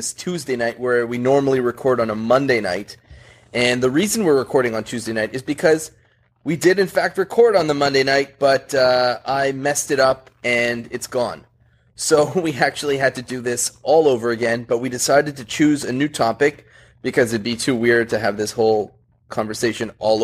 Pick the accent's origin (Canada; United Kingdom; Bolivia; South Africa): Canada; I'm Canadian